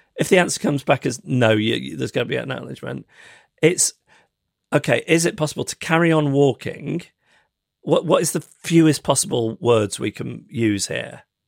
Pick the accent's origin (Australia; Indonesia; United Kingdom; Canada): United Kingdom; me as a British person